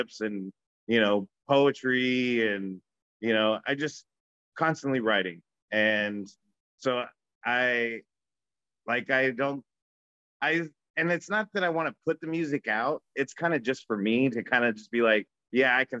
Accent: Bakersfield, California, United States; moved away as an adult; now in Los Angeles, United States; I grew up in Bakersfield

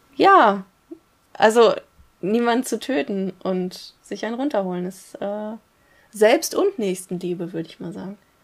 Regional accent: Rinteln, Lower Saxony, Germany

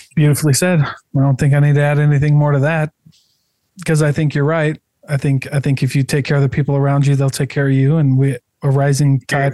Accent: Iowa, United States; moved away; also born or lived in St. George, Utah; I'm from Iowa

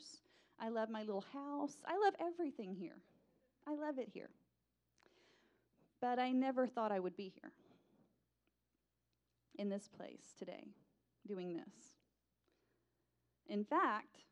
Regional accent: Texas, United States; the local two-year community college in my hometown

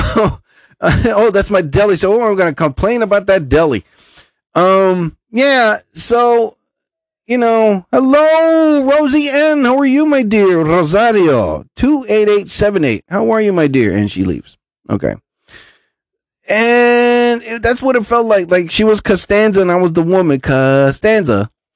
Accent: New Jersey, United States; I'm from New Jersey.

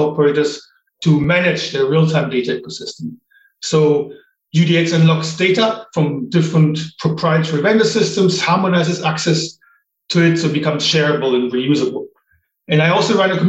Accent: Germany; moved away as an adult; also born or lived in United States / Japan / Ireland; now in United Kingdom; I grew up in Germany

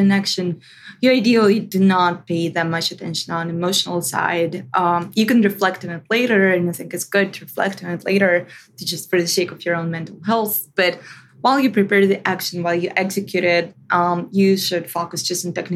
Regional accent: Russia; When I was growing up, first 10 years of my life were amazing. I loved them. It was years of actual democracy in Russia

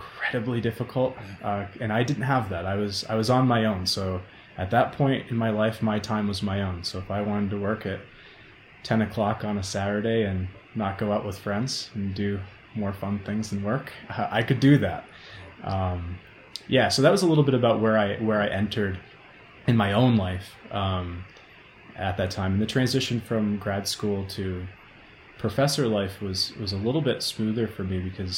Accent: Maine, United States; moved away as an adult; also born or lived in Oregon; now in Boulder, United States; I'm originally from Maine, and then I went to Oregon and bounced all around, and I fell in love with Boulder, Colorado.

